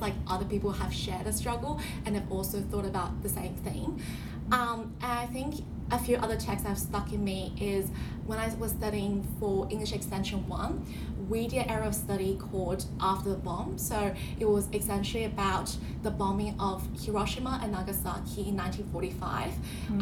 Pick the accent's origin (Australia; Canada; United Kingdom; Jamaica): Australia; New South Wales; also born or lived in China; I had spent roughly half of my time in Australia and half of my life in um, China